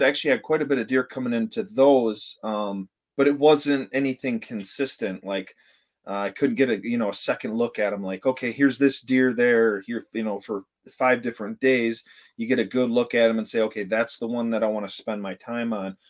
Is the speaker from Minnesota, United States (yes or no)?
no; Vanderbilt, Michigan, United States; I was born and raised here in Vanderbilt, and I'm back here in Vanderbilt